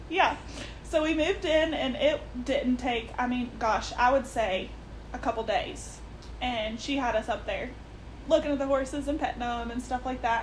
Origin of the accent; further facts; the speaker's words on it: Richwood, United States; I grew up in Richwood in the middle of town.